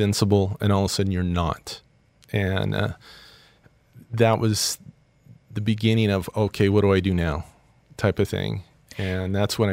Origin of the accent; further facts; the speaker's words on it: Southern California, United States; moved away as an adult; now in United Arab Emirates; I was born in Southern California. I was raised there, played a lot of sports growing up